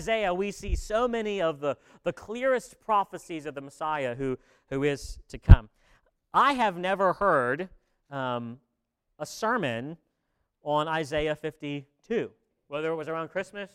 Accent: Virginia, United States; I'm an East Coast elitist and I come from Virginia

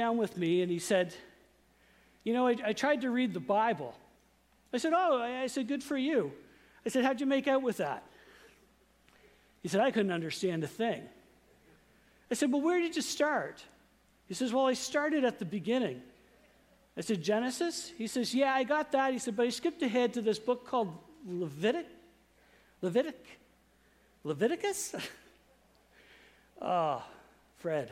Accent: Saint John, New Brunswick, Canada; growing up in St. John, I went to a very conservative church, which is a Canadian Baptist of Atlantic Canada church

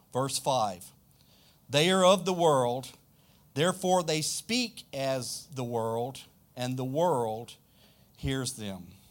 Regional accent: South Louisiana, United States; accent: deep south; I'm from South Louisiana, way south. We say y'all

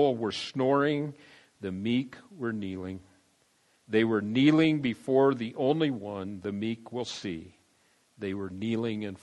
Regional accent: San Diego, California, United States; also born or lived in Denver, Colorado; I went to Grossmont High School in San Diego

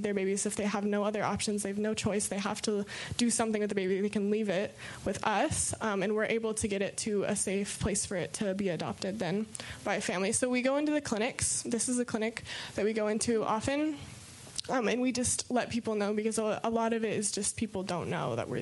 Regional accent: United States; I'm from America

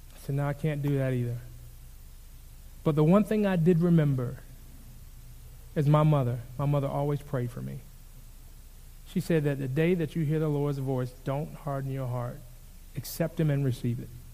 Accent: Jacksonville, Florida, United States; I grew up in Jacksonville, Florida

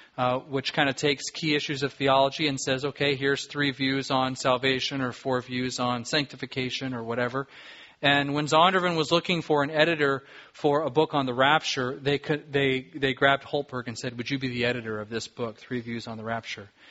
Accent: Southern California, United States; now in Alaska, United States; I grew up in Southern California.

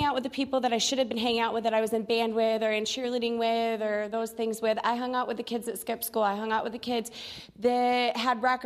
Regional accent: Galesburg, Michigan, United States; I'm from Kalamazoo, Michigan, actually a little town next to Kalamazoo called Galesburg

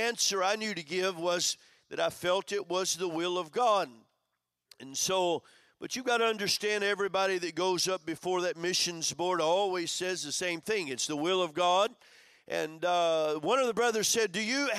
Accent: Madrid, Community of Madrid, Spain; I'm from Madrid

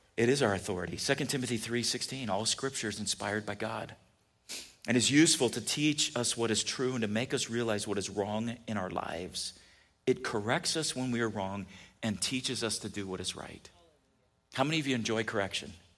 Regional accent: California, United States; I grew up in California

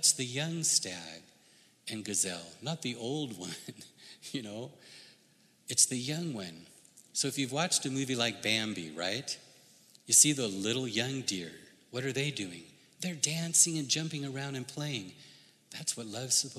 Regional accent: United States; I grew up in the United States.

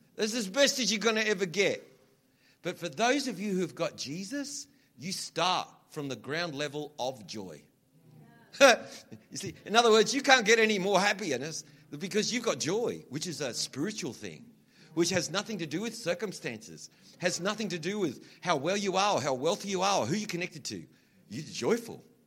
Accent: Australia; accent: Australian; I have to kind of change my accent a little bit, otherwise, you don't understand me. So it's funny, I have to sort of slide into this other thing. You, should hear me when I'm like really Australian.

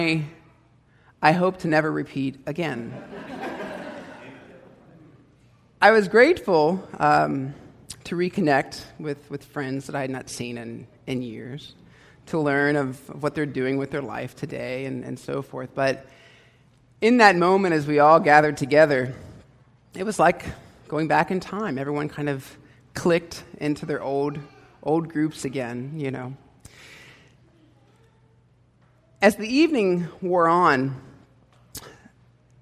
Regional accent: Hilliard, Ohio, United States; I grew up in Hilliard, Ohio

